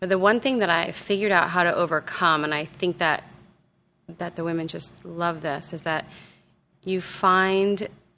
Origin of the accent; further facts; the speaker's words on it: Southern California, United States; growing up in Southern California